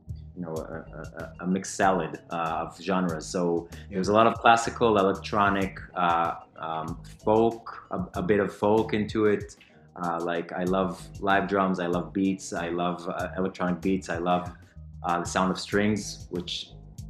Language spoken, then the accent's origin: English; Tel Aviv, Tel Aviv District, Israel; also born or lived in London; I came back home to Tel Aviv, to my hometown